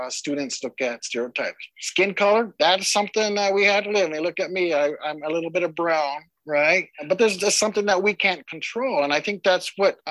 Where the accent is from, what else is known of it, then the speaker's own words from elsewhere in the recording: Lapwai, Idaho, United States; I'm from the Nez Perce tribe up in Lapway, Idaho